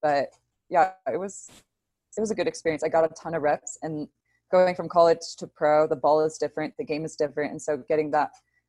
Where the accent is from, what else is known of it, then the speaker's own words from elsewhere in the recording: Chicago, Illinois, United States; moved away as an adult; also born or lived in California; I'm from Chicago. So my family's in Chicago still.